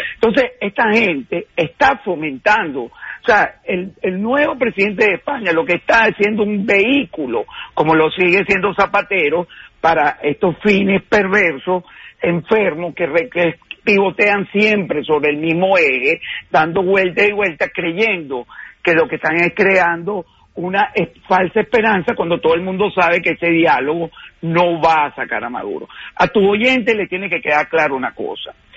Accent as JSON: {"language": "Spanish", "country": "Venezuela", "said": "somos los venezolanos"}